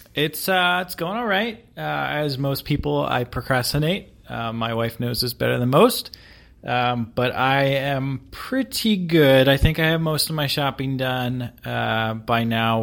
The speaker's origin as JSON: {"language": "English", "region": "East Coast", "country": "United States", "moved": "yes", "lives_now": "Seattle, United States", "said": "being from the East Coast"}